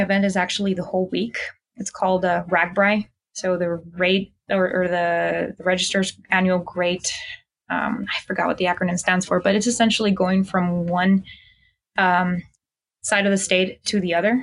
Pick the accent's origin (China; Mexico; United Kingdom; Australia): Mexico; moved away; I'm originally from Mexico